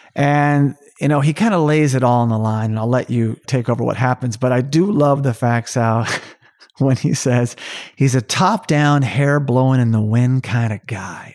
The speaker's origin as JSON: {"language": "English", "region": "Oklahoma", "country": "United States", "said": "I'm from Oklahoma"}